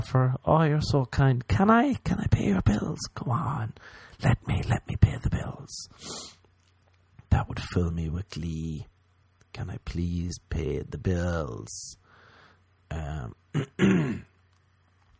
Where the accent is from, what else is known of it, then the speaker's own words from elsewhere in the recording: Ireland; I'm Irish